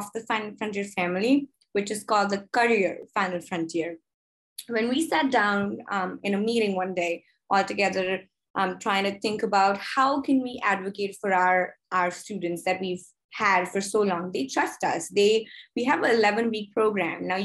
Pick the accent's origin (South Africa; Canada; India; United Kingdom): India; moved away as an adult; now in United States; I am originally from India